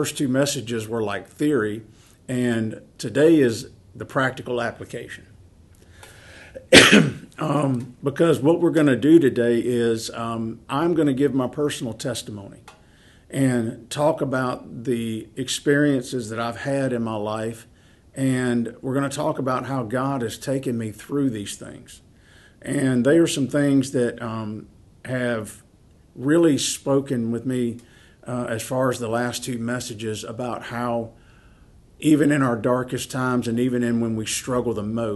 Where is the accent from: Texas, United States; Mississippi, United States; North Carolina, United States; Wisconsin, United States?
Mississippi, United States; moved away; I'm from a very small town in Mississippi, and that's where my wife and I are both from